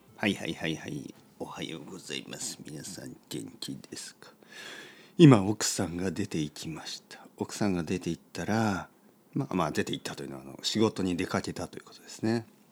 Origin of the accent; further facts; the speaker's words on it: Japan; 日本人です